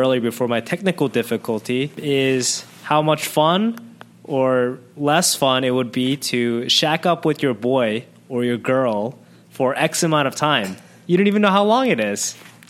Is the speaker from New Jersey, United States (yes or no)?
no; New York City, New York, United States; moved away as an adult; now in Singapore; I'm from New York, but I'm in Singapore.